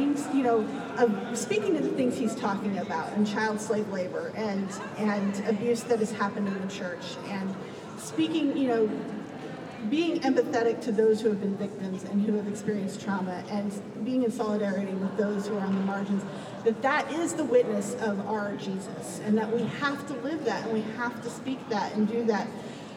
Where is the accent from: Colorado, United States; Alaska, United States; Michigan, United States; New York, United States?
Alaska, United States; Palmer; I grew up in Church of the Covenant in Palmer, Alaska